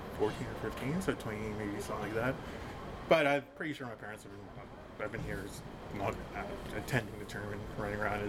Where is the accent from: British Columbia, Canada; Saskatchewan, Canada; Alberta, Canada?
British Columbia, Canada; Prince Rupert; I was born and raised in Prince Rupert